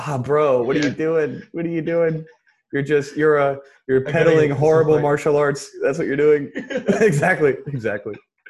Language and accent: English; United States; now in Singapore; I'm an American. I moved out when I was 17. Here I am at 30 years old living with my wife's parents.